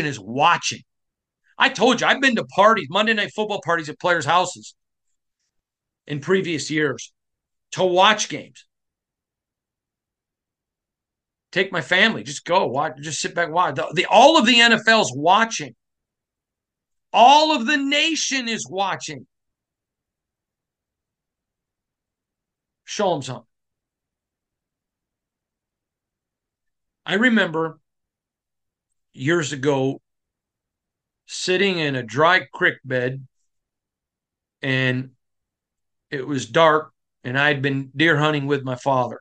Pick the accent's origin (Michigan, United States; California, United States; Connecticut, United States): Michigan, United States; I'm from Michigan